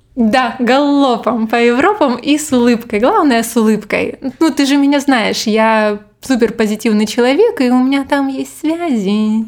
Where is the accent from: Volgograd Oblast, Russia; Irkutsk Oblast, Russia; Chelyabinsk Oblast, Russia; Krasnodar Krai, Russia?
Krasnodar Krai, Russia; Krasnodar; moved away as an adult; now in Barcelona, Spain; я из Краснодара